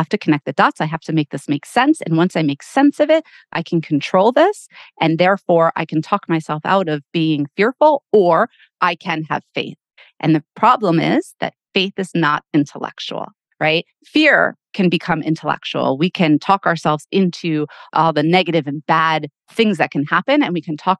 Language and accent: English; United States; we were all proud to be American, you know, because that's how we were raised, you know, I'm American